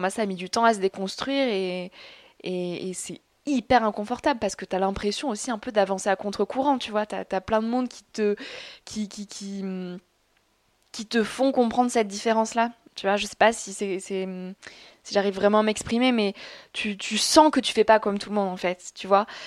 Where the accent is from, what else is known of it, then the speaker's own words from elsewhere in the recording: south-west France, France; je viens de la campagne. Mes parents sont agriculteurs, donc je viens du sud-ouest de la France.